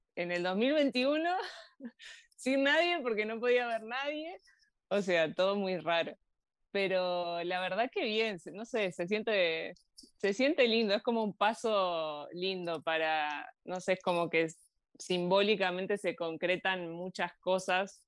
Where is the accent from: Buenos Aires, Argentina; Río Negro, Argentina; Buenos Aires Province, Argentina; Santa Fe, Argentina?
Río Negro, Argentina; Bariloche; moved away as an adult; also born or lived in Granada, Spain; now in Andorra; nosotros somos de Bariloche y tenemos mucha relación con la montaña